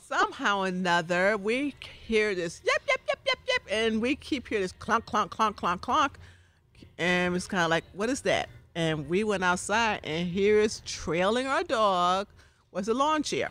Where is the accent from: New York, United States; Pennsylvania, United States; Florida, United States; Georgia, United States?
New York, United States; New York City; when I grew up in New York City, in Harlem